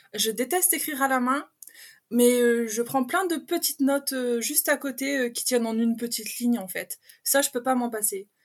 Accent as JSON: {"language": "French", "area": "Pas-de-Calais", "region": "Hauts-de-France", "country": "France", "accent": "patois du Nord, un peu l'accent belge", "moved": "as an adult", "lives_now": "Belgium", "said": "je suis du Pas-de-Calais et ah. j'ai emménagé en Belgique il y a quelques années. Donc, j'ai vraiment le patois du Nord et un peu l'accent belge qui se regroupe"}